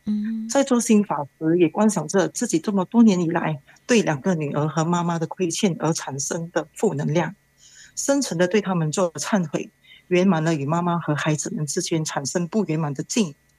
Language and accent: Chinese; Malaysia; 我是来自马来西亚的